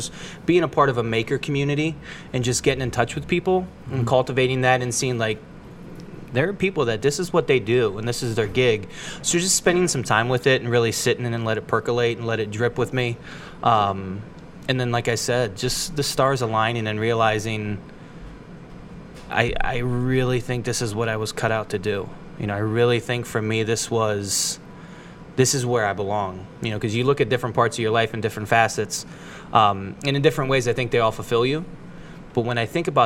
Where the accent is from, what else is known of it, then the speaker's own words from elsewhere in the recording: Akron, Ohio, United States; also born or lived in Austin, Texas; I'm from Akron. Born and raised. Loved it. Was born in Goodyear Heights.